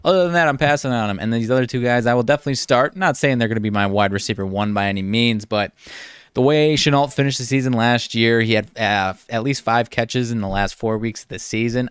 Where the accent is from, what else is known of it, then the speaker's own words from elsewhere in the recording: Rockford, Illinois, United States; I'm from the Rockford area